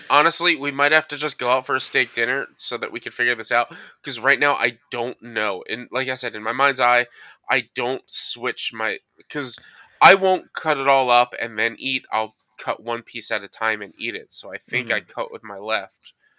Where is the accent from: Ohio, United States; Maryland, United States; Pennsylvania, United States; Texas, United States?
Maryland, United States; Collington; there's more room on the left side in my parents' bathroom when I was growing up in Collington.